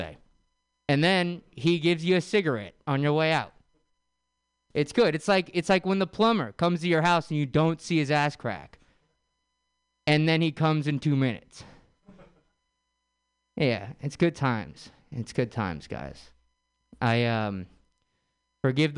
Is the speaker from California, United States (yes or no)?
yes; San Francisco, California, United States; I was born and raised in San Francisco